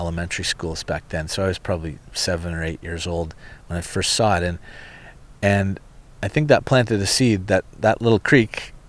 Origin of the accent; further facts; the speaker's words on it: near Orono and Bowmanville, southern Ontario, Canada; I grew up in southern Ontario on Lake Ontario, a little town. Well, we weren't even in a town. We were out in the country, farmland near Orono and Bowmanville, Newcastle, before they became on the edge of suburbia.